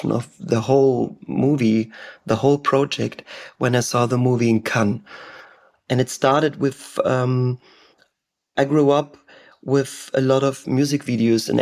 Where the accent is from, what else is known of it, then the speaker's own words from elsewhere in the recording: Germany; first language German; English is a second language; German is my native language